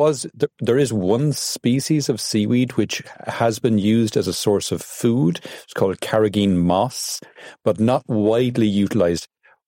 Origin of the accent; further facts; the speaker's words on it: Ireland; I'm originally from Ireland